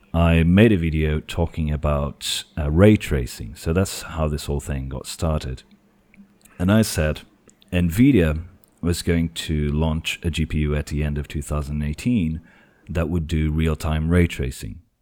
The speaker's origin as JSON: {"language": "English", "country": "Portugal", "second_language": "English", "said": "I am from Portugal"}